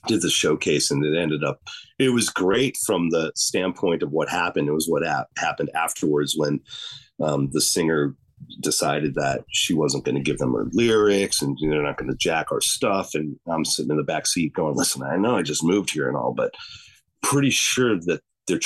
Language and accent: English; Chicago, Illinois, United States; moved away as an adult; also born or lived in Los Angeles; now in Humboldt, United States; I'm from Chicago